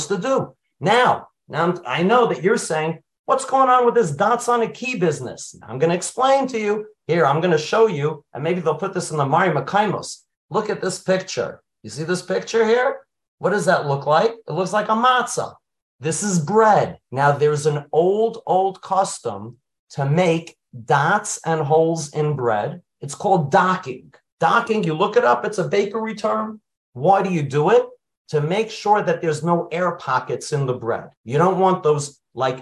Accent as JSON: {"language": "English", "town": "New York City", "region": "New York", "country": "United States", "tie": "born or raised there", "said": "I grew up in Brooklyn. I lived near Bar Park"}